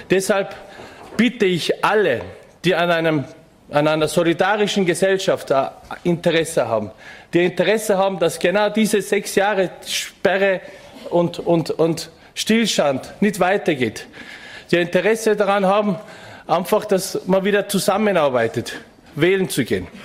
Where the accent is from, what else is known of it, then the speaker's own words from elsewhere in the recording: Innsbruck, Tyrol, Austria; ich bin gebürtiger Innsbrucker und seit meiner frühen Jugendzeit gesellschaftspolitisch und politisch aktiv.